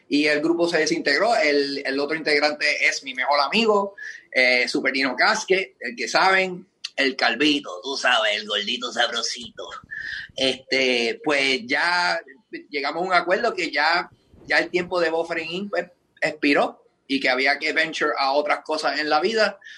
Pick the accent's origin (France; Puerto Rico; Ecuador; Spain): Puerto Rico; moved away as an adult; Bueno, yo me fui de Puerto Rico, ¿verdad?